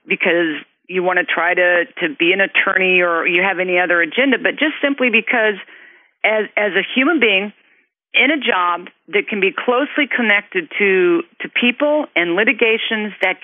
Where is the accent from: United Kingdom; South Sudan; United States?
United States; Kansas; moved away; also born or lived in California; I was born and raised in Kansas